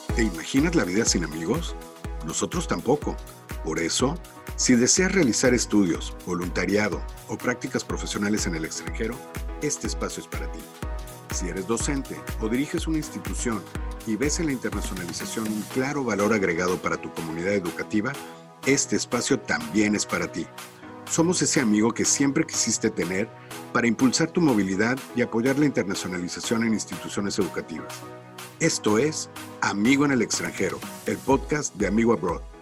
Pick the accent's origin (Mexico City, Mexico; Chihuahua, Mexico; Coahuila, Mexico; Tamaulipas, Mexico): Mexico City, Mexico; yo soy de la Ciudad de México